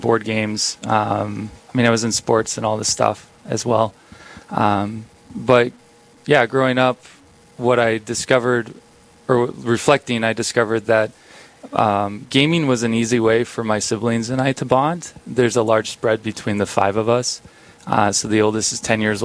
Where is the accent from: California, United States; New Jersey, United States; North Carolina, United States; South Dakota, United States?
South Dakota, United States; Big Stone City; I grew up in Big Stone City, South Dakota, a little town northeast part of South Dakota, a town of 600